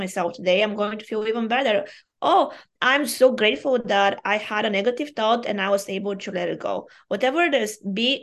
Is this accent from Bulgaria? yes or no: yes; Bulgaria; first language Bulgarian; English is a second language; moved away; I am Bulgarian by origin.